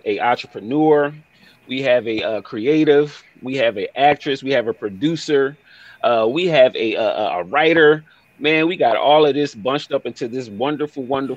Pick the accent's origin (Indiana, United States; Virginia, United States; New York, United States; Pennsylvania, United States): Pennsylvania, United States; Philadelphia; I'm from North